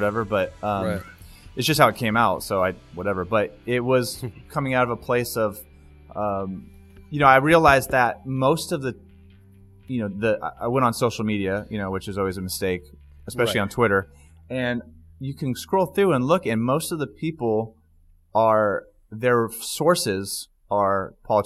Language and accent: English; Stockton, California, United States; I grew up in Stockton, California